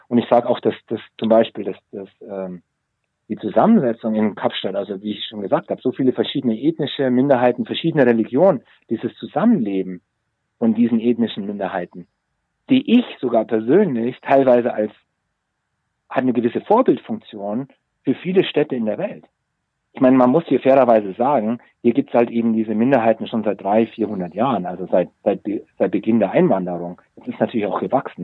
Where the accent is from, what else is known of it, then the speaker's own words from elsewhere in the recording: Munich, Bavaria, Germany; moved away as an adult; now in South Africa; als gestandener Münchner, als Münchner Kindel